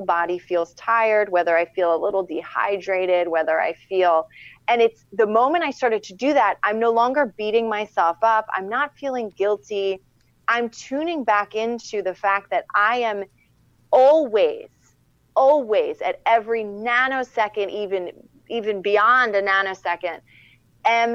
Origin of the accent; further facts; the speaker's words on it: Philadelphia, Pennsylvania, United States; I'm from Philadelphia